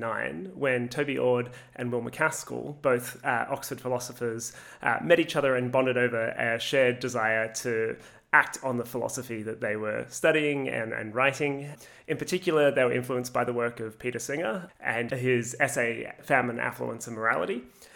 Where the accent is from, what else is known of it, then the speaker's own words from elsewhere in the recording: Australia; also born or lived in Canada; I came back from Canada to Australia and just had to get a job, any job, as quickly as possible to pay off my university debt